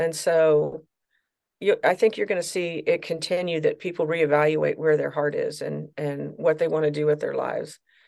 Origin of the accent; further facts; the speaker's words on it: Troy, Missouri, United States; I'm actually from St. Louis, Missouri. Well, actually, a little town outside of St. Louis, Missouri, Troy, Missouri.